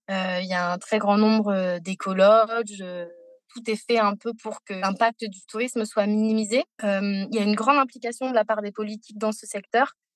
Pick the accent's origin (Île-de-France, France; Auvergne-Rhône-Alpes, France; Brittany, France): Île-de-France, France; Paris; also born or lived in Costa Rica; j'ai grandi à Paris, loin de la mer